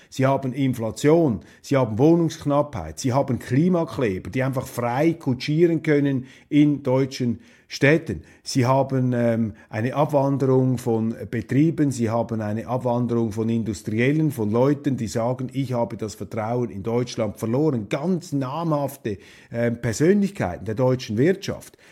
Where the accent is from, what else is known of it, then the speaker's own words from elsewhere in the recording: Switzerland; als Schweizer